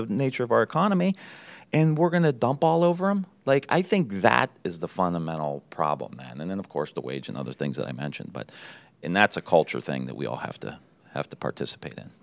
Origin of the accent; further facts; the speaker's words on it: Niles, Ohio, United States; I grew up in Niles. just outside of Youngstown